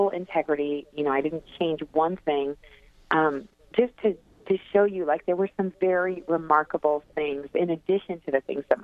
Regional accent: California, United States; I grew up in California in the 70s

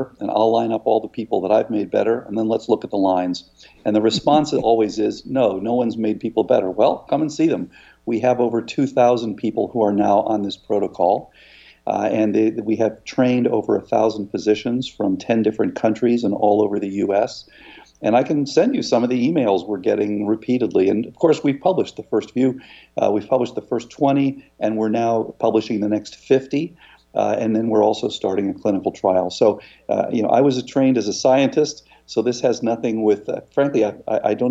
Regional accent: Florida, United States; I grew up in Florida, and I was in a surf club.

